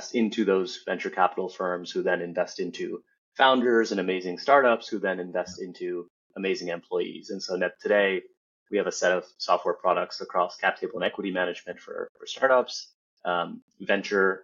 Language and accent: English; United States; somebody who was born and raised in the U.S.